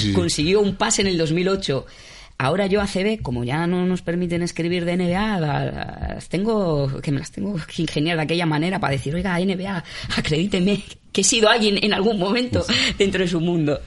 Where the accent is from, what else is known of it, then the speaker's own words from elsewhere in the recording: Spain; como buen español